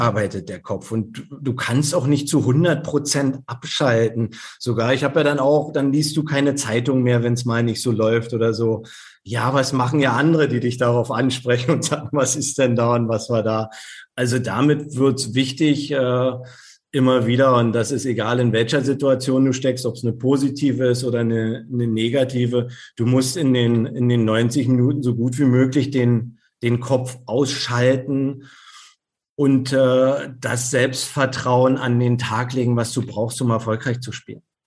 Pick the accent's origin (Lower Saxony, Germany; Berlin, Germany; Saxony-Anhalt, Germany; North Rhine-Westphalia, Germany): Berlin, Germany; moved away as an adult; also born or lived in Leverkusen / Hamburg / Birmingham; now in Rostock, Germany; Ich bin gebürtiger Berliner.